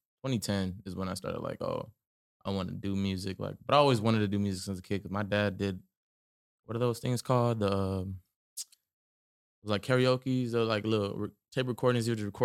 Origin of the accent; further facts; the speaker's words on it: San Antonio, Texas, United States; Born and raised San Antonio, from the west side, little 36 area. Yeah, man. Yeah, just hometown San Antonio.